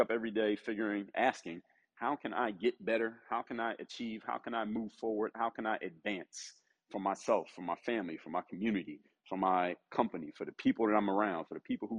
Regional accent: Philadelphia, Pennsylvania, United States; the city, my hometown, the city of Philadelphia

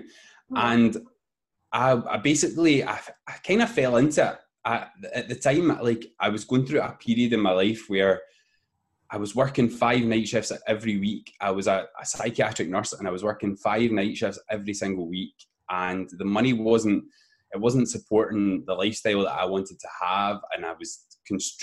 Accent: Glasgow, Scotland, United Kingdom; I come from Scotland in the UK in a place called Glasgow

